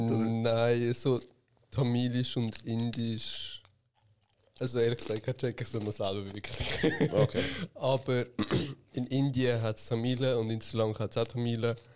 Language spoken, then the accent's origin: German; Switzerland; born there; Ich bin in der Schweiz geboren.